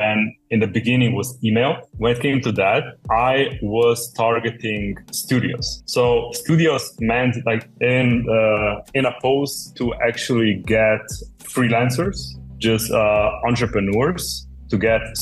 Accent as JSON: {"language": "English", "country": "Slovenia", "said": "I'm from Slovenia"}